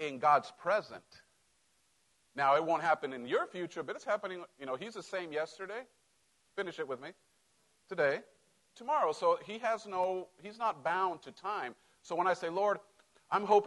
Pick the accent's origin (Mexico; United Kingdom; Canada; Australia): Mexico; moved away; I grew up in Mexico